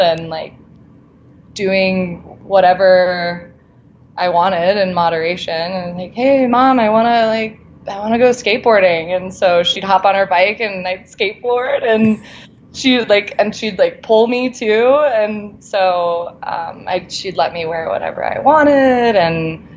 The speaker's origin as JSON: {"language": "English", "region": "South Florida", "country": "United States", "also_born_or_lived": "Alabama", "moved": "as an adult", "lives_now": "Denver, United States", "said": "I'm from South Florida"}